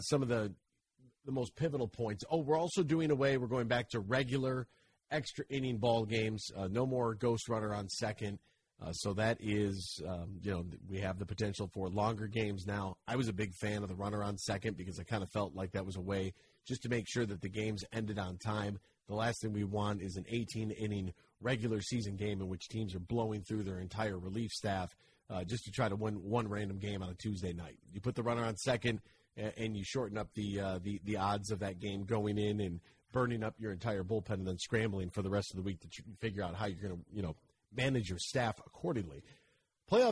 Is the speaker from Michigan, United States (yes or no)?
yes; Monroe, Michigan, United States; I am from Monroe.